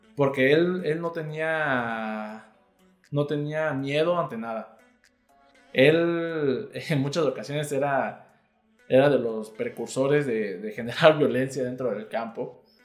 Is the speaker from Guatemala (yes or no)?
no; Mexico; somos los mexicanos